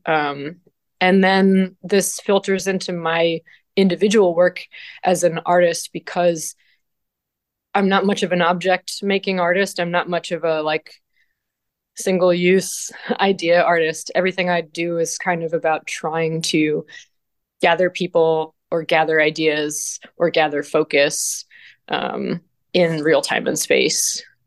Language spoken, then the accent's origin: English; Vermont, United States; moved away as an adult; now in Ithaca, United States; I'm from Vermont originally, and I grew up kind of in the rain shadow of Bread and Puppet Theater